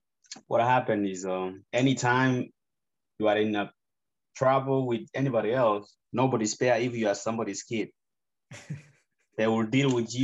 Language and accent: English; Kisii, Kisii County, Kenya; now in United States; So I was born in Kisii. Kisii is in Nyanza province back then, you know, and they changed everything. That is in Kisii County.